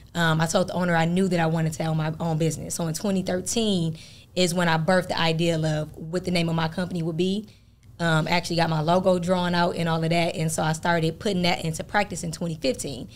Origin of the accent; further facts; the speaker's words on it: Flint, Michigan, United States; moved away as an adult; also born or lived in Fort Wayne, Indiana; now in Atlanta, United States; I'm originally from Flint, Michigan, uh, born and raised there